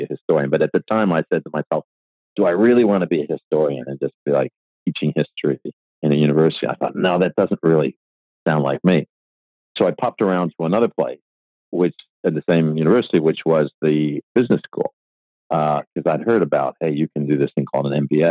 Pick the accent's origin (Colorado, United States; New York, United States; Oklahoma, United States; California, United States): New York, United States; Buffalo; moved away as an adult; I was born in Buffalo, New York